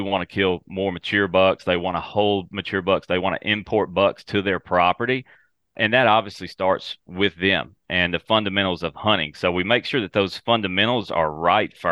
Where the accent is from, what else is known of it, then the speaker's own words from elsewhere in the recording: West Tennessee, United States; So I'm from West Tennessee, and I cover predominantly the Mid-South area